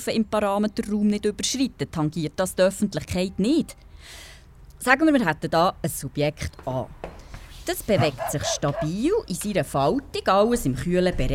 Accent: Bern, Switzerland; Ich bin hier in Bern aufgewachsen, im Breitsch.

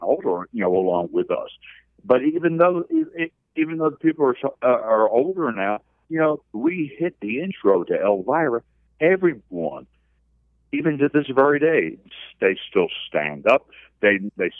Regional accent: New Jersey, United States; I'm from New Jersey, and I love coming to the Northeast

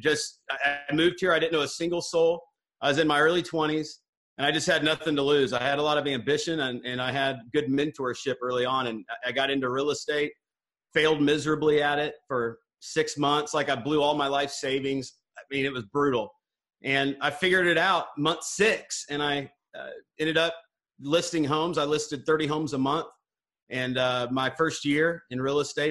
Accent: Northwest Missouri, United States; now in Dallas, United States; I grew up in Northwest Missouri. I live in Dallas, Texas now

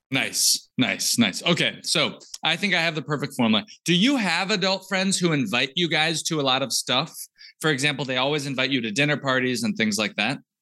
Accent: United States; also born or lived in Georgia, United States; I grew up in Texas and Georgia

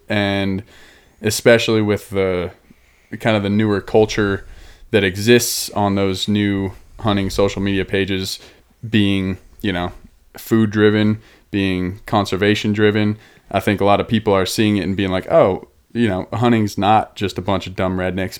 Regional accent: Denver, Colorado, United States; moved away; also born or lived in Boulder, Colorado; I'm from Denver, Boulder, here in Colorado

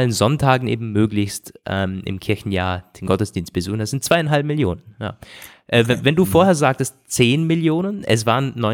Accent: Austria; Und das ist bei uns in Österreich und so nicht anders.

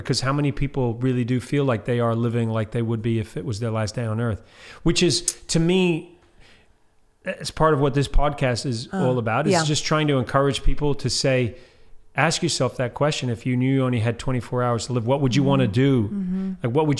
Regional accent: New Zealand; I'm from New Zealand. I don't know how I feel about you beating the New Zealanders, but at least you beat the Australians.

